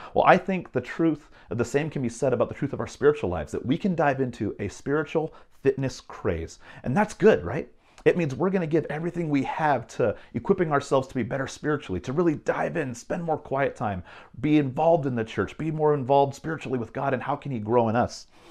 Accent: Bay Area, California, United States; moved away; growing up in California, in the Bay Area

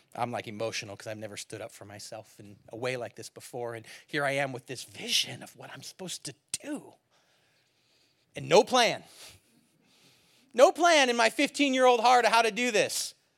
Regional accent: near San Francisco, California, United States; moved away; growing up near San Francisco

